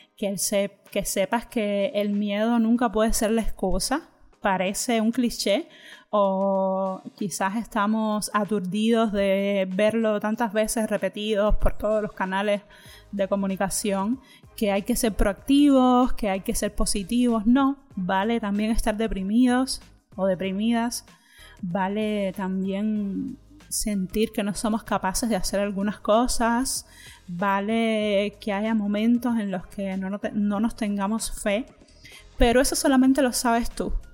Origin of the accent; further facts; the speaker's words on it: Cuba; moved away as an adult; now in Spain; Yo soy de Cuba y llevo cinco años ya viviendo aquí en España